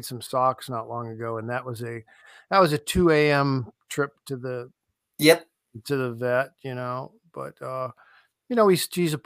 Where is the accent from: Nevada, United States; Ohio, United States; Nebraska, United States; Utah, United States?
Ohio, United States; Canton; I'm from Canton